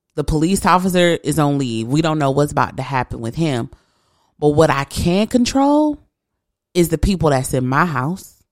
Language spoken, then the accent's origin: English; east side of Michigan, United States; now in West Michigan, United States; I'm not from West Michigan. I'm from the east side of the state.